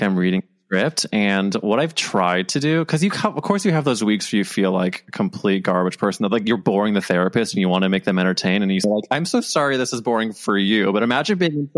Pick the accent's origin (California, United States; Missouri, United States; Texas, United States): Missouri, United States; St. Louis; we're both from St. Louis, Missouri.